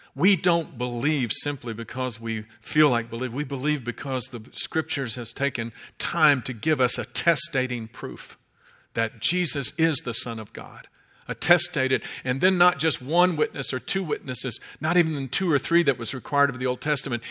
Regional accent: Kentucky, United States; I'm from Kentucky, and that's the way we say it

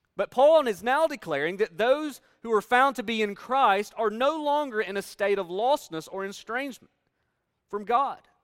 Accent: Northeast Tennessee, United States; moved away as an adult; also born or lived in Kentucky; I grew up in Northeast Tennessee, where we're surrounded by mountains

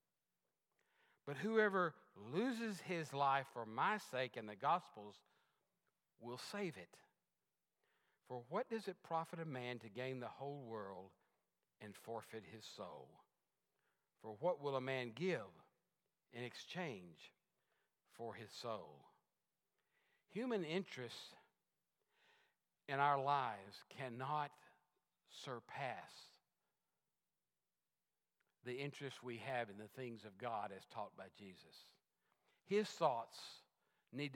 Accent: Texas, United States; I was a Texan. I am a Texan.

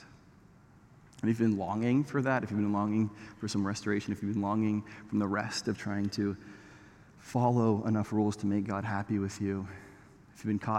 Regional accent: Canada; I'm Canadian

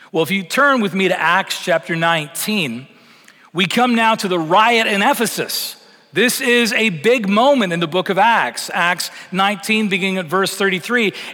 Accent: Canada; moved away as an adult; now in United States; been in Texas almost seven years, and that still feels strange to me. Because you got to remember where I came from coming from Canada, coming from a very secularized context.

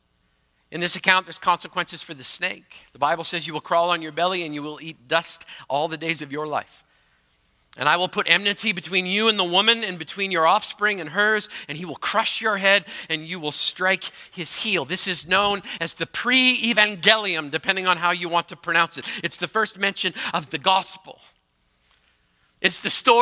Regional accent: Manitoba, Canada; I grew up in Manitoba

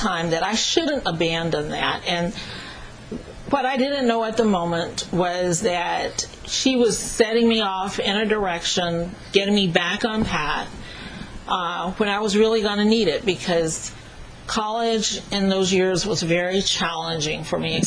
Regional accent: Dallas, Texas, United States; moved away as an adult; also born or lived in New York; I wasn't born there, but I grew up in Dallas and Fort Worth, Texas

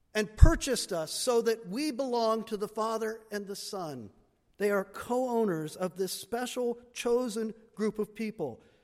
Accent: United States; I'm an American. We Americans love choice

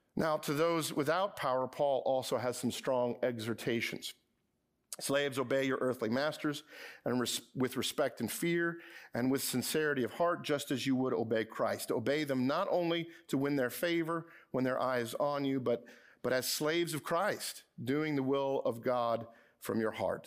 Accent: Edison, New Jersey, United States; my hometown, Edison, New Jersey

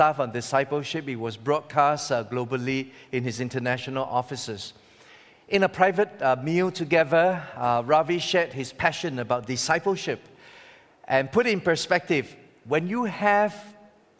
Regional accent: Singapore; I'm from Singapore, sunny city, near the equator

